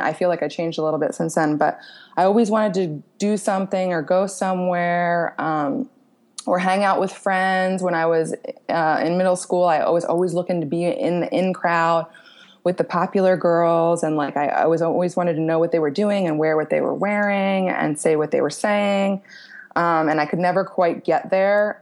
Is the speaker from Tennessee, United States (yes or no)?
no; Royersford, Pennsylvania, United States; moved away as an adult; also born or lived in Cancun, Mexico; now in Cape Coral, United States; I grew up outside of Philly